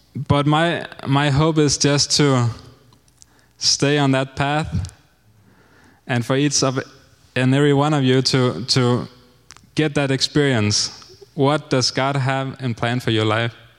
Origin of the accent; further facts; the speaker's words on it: Denmark; moved away as an adult; now in Honduras; I'm 30 years old and I'm from Denmark